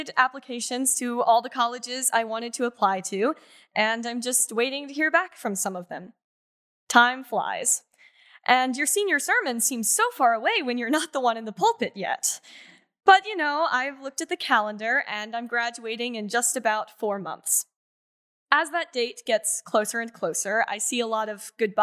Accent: Roanoke, Virginia, United States; also born or lived in Freehold, New Jersey; I've been attending Second Presbyterian since the third grade, so pretty much since I moved to Roanoke from Freehold, New Jersey

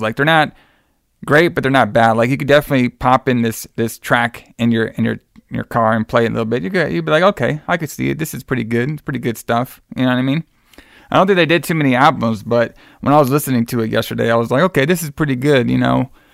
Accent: Texas, United States; flying back to the home state of Texas, brother, my home state at least

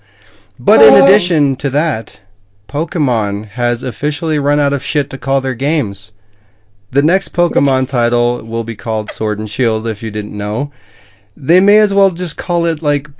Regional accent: Midwest, United States; I'm a Midwesterner

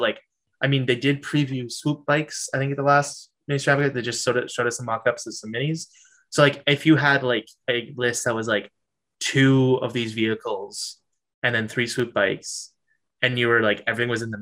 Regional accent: Canada; accent: Canadian; my Canadian accent.

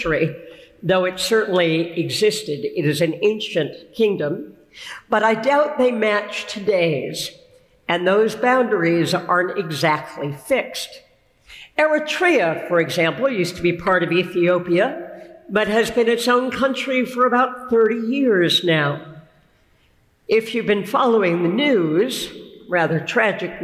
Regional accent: United States; We are, I expect, almost all of us in this room, Americans.

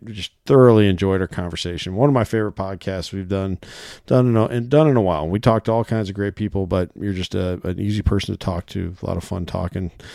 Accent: Iowa, United States; I'm a resident here. I was born in Iowa

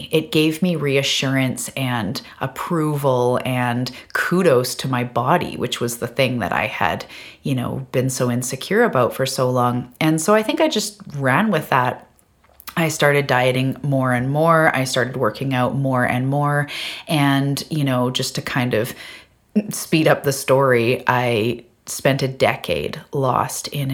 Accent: Vancouver Island, British Columbia, Canada; I am from Vancouver Island off the west coast of Canada.

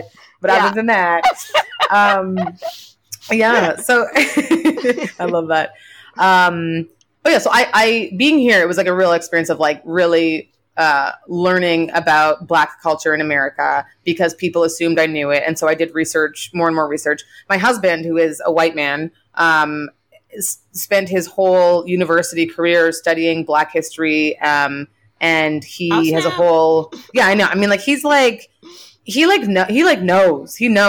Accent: Canada; moved away as an adult; also born or lived in Nigeria; now in United States; I'm like a Canadian who grew up with like her mom's like French Canadian family

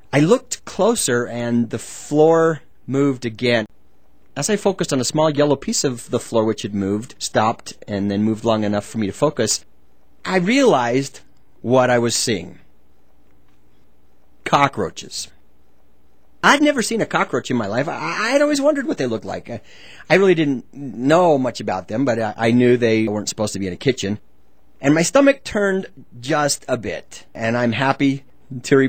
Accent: Utah, United States; I grew up in Utah.

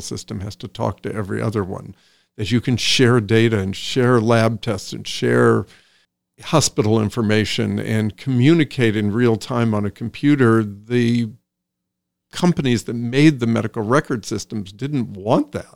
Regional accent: Iowa, United States; also born or lived in Des Moines, Iowa / Sioux City, Iowa; now in Woodstock; I grew up in Iowa. I grew up in Des Moines, Iowa, Sioux City, Iowa

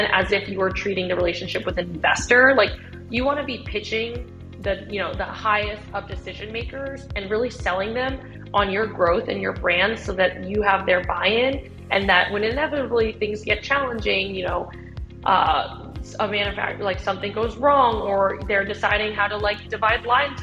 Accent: United States; I'm Vietnamese American

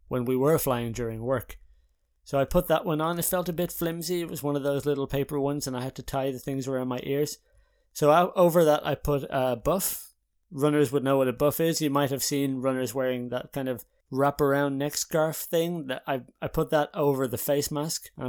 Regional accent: Haarlem, North Holland, Netherlands; so i'm in the netherlands now in haarlem my hometown but for the last two months i had been in ireland in rural ireland in clonmellon with my parents

